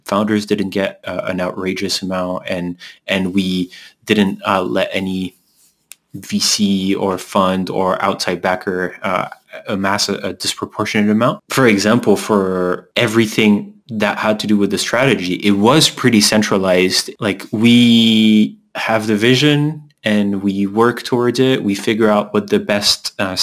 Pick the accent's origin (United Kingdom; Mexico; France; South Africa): France; moved away; also born or lived in Canada; we're both from France